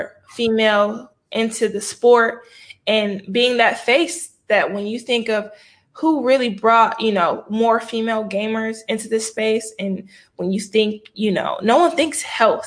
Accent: Michigan, United States; I'm from Michigan

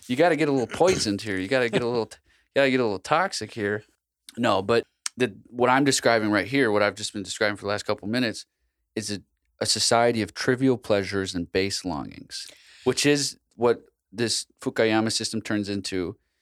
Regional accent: United States; I'm an American

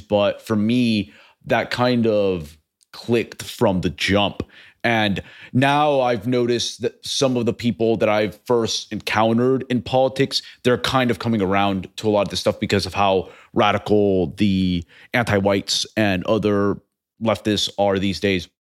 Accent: Texas, United States; also born or lived in Venezuela; I lived most of my life in Texas

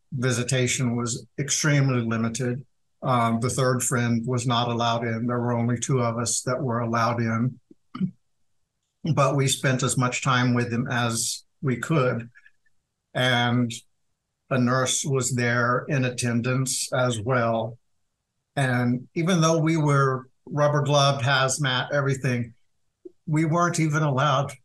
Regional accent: Wichita, Kansas, United States; moved away as an adult; also born or lived in Atlanta, Georgia; I was living in Wichita, Kansas, my hometown

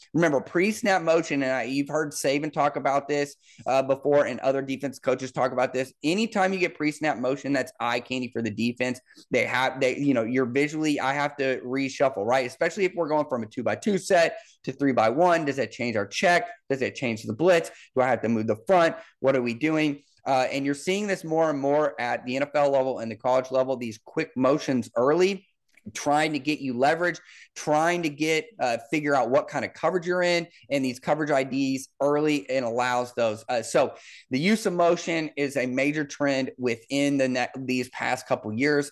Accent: Liberty, Missouri, United States; also born or lived in Kansas City, Missouri; I grew up in Kansas City, Missouri. I'm from, I'm from Liberty, Missouri

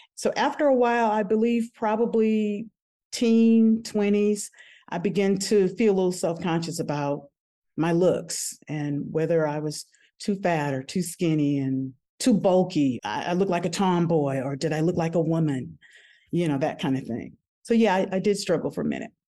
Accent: New Orleans, Louisiana, United States; I'm originally from New Orleans, Louisiana

